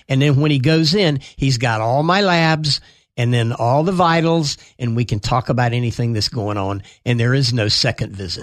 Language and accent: English; Atlanta, Georgia, United States; Crawford Long Hospital, where I was born in Atlanta